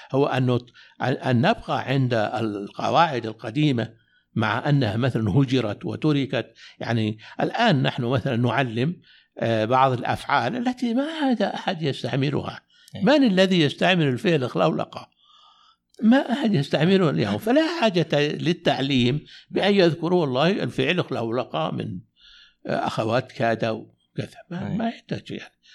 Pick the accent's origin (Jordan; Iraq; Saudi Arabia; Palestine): Saudi Arabia; Najd; عندنا في نجد